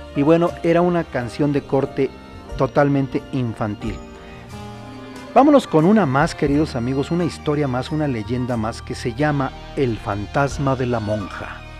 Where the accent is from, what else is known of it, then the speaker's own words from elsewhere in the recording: Mexico; also born or lived in Acambay; nuestro querido México